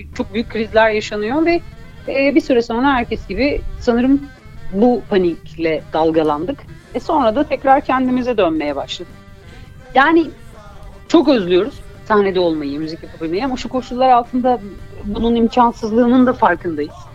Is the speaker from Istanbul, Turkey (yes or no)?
no; Malatya, Turkey; ben Malatyalıyım